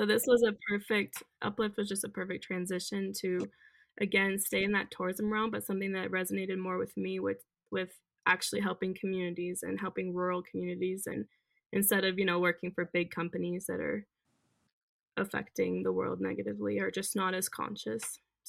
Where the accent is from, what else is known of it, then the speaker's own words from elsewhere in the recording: Germany; I grew up traveling a lot. So I was a military brat growing up in Germany.